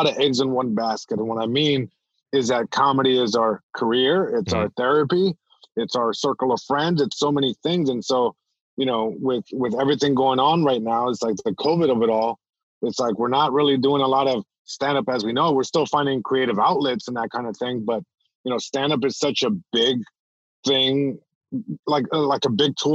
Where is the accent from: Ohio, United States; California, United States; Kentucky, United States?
California, United States; Long Beach; first language Spanish; English is a second language; I'm born in Long Beach, California, born and raised. And even though I'm born here in the States, like my first language was Spanish